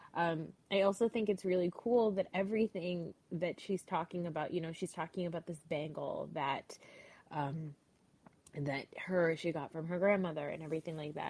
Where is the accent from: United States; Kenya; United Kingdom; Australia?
United States; New Jersey; I am a Pakistani American girl from New Jersey